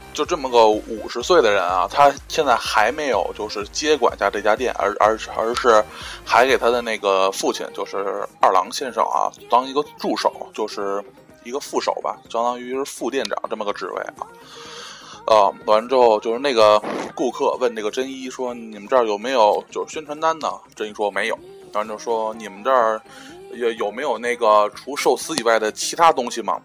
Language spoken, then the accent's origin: Chinese; China; 作为一个中国人